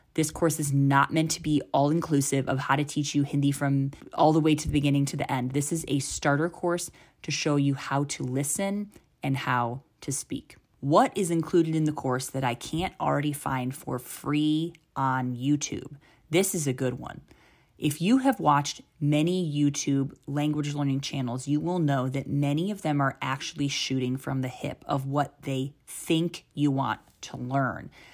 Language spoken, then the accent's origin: English; United States; now in India; I'm from the United States. but live full time in India.